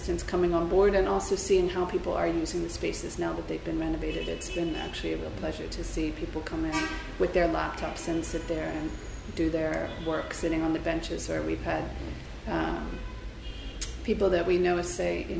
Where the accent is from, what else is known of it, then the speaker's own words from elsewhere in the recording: United States; now in Cairo, Egypt; I'm American